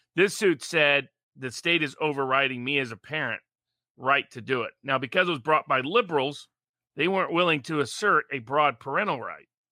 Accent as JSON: {"language": "English", "region": "Tennessee", "country": "United States", "also_born_or_lived": "Milwaukee", "said": "I'm from Tennessee"}